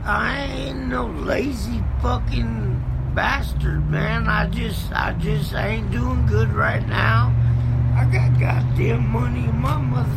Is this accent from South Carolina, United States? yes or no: yes; South Carolina, United States; I'm from South Carolina, so I'm trying to get back down south